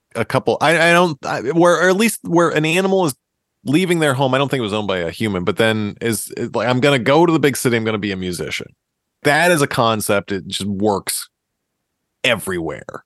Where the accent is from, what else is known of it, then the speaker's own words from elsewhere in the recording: Massachusetts, United States; We are from Massachusetts, which is the home of hardcore